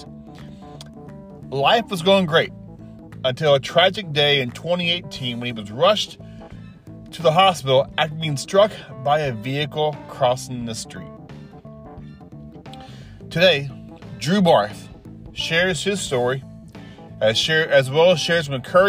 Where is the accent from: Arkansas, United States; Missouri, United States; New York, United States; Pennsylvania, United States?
Arkansas, United States; I grew up in Arkansas